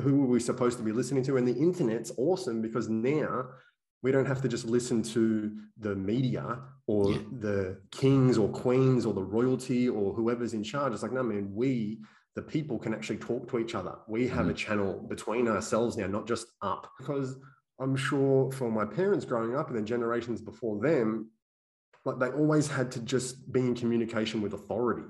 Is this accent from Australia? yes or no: yes; Australia; I was born and raised here in Australia